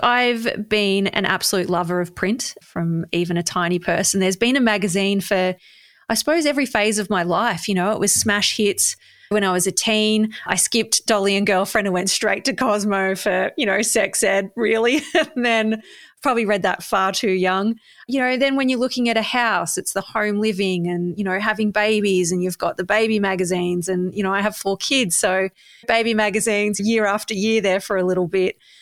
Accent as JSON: {"language": "English", "town": "Bendigo", "region": "Victoria", "country": "Australia", "tie": "born or raised there", "said": "You know, I've grown up here."}